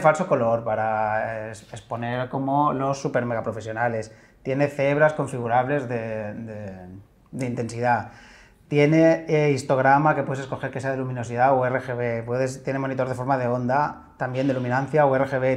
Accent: Cadavedo, Asturias, Spain; moved away; a mi pueblo, a Cadavedo

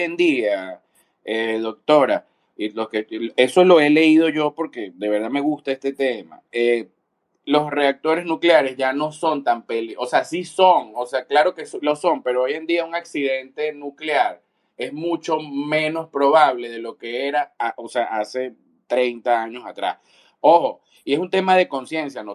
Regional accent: Venezuela; yo soy de Venezuela

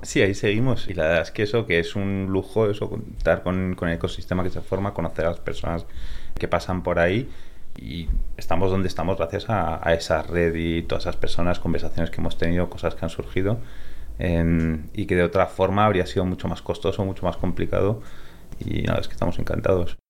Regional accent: Spain; accent: Spanish; also born or lived in California, United States; me crié aquí en España desde los ocho años.

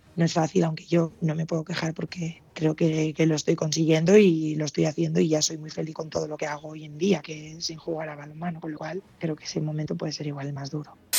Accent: Basque Country, Spain; also born or lived in San Sebastián; para jugar las, las categorías de ahí me llevaron a la selección de Euskadi

